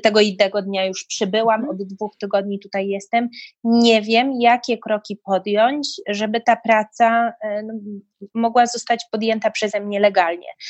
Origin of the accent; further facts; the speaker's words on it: Poland; moved away as an adult; now in United Kingdom; pochodzę z kraju, gdzie ludzie na co dzień, no, Pola-, Polacy są takim kodem kulturowym bardzo zasadniczym, oficjalnym